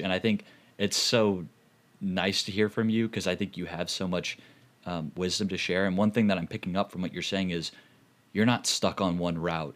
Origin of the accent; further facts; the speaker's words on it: St. Louis, Missouri, United States; I'm from Saint Louis